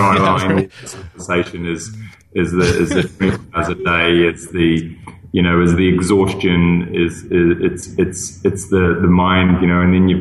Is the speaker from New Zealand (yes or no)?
yes; New Zealand; moved away; also born or lived in Singapore; I'm a New Zealander